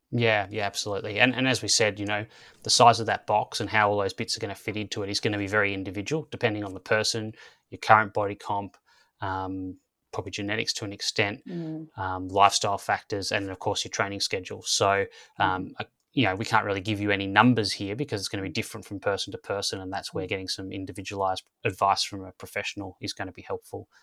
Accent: Australia; growing up in Australia, it was kind of AFL football and cricket

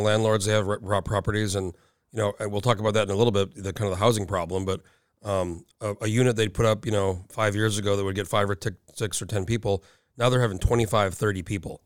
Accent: New Mexico, United States; moved away as an adult; now in Anchorage, United States; I grew up in New Mexico, I went to college for a year

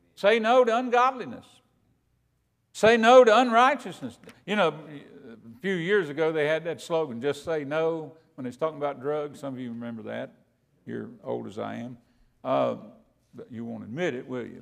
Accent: Kentucky, United States; I'm from Kentucky

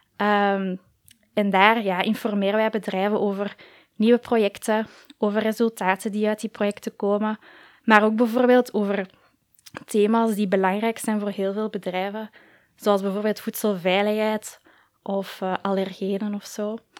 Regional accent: Koekelberg, Brussels-Capital Region, Belgium; ik ook ja, in het middelbaar op school heb gezeten in Koekelberg

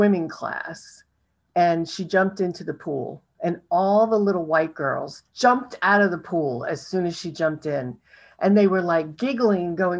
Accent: New York, United States; I was from New York, so I was surrounded by all colors of people

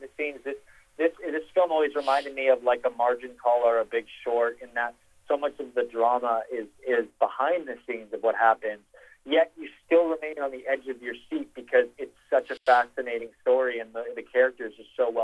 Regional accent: Vancouver, British Columbia, Canada; moved away as an adult; also born or lived in Los Angeles, California; I grew up in Vancouver, Canada

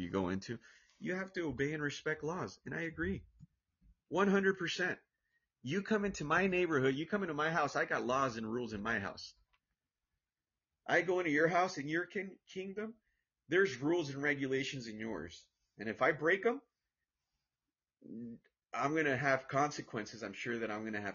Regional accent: Orange, California, United States; I'm from United States of America. I'm from Orange, California

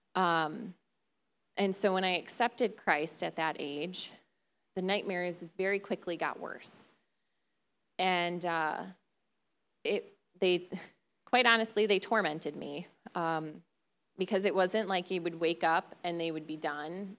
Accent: Detroit, Michigan, United States; moved away as an adult; now in West Michigan, United States; Originally, we're from the Detroit area

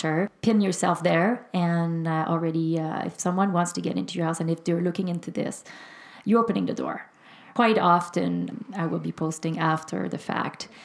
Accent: Quebec, Canada; also born or lived in Greater Vancouver; now in Vancouver, Canada; I'm from Quebec, and we live in the Greater Vancouver area

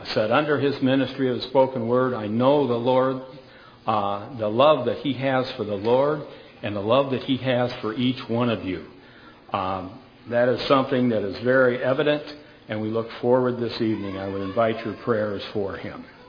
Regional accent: Michigan, United States; moved away as an adult; I was kidded a lot about asking if I was from Minnesota because of the way I pronounced some words. And I said, no, I was from Michigan

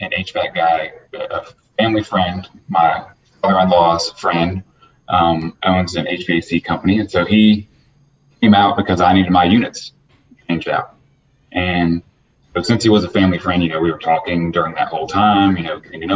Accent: Atlanta, Georgia, United States; I'm born and raised Atlanta, Georgia. I was born at Northside Hospital. So one of the few native Atlantans

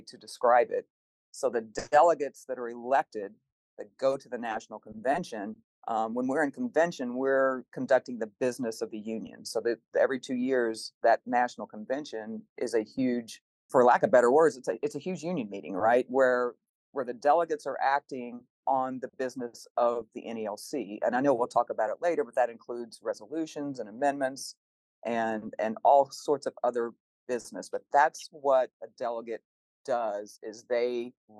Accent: Kansas, United States; moved away as an adult; now in Lincoln, United States; I'm originally from Kansas. That's where I was born and raised.

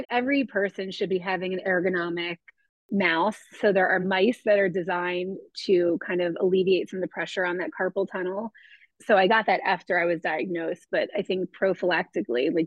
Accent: South Florida, United States; moved away as an adult; also born or lived in New York; now in Philadelphia, United States; Yeah, so I grew up in South Florida

